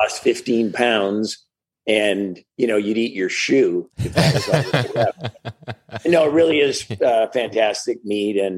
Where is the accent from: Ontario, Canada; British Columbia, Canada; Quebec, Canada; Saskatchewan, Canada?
Saskatchewan, Canada; Prince Albert; now in Seattle area, United States; I was actually born in Canada in Prince Albert, Saskatchewan, which is the middle of nowhere